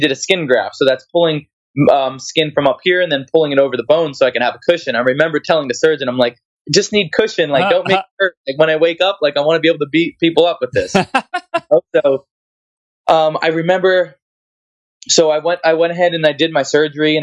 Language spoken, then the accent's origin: English; New Jersey, United States; I'm from New Jersey where wrestling is like very like competitive.